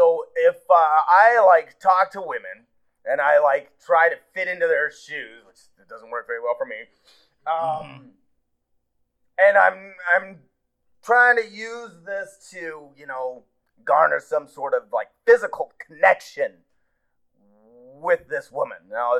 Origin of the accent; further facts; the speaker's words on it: Pocatello, Idaho, United States; I'm from Pocatello, Idaho.